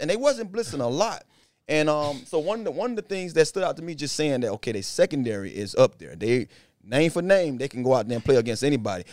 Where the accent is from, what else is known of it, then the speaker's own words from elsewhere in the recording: Miramar area, Florida, United States; he grew up in my hometown. I went to school with his mom and his dad, um, high school.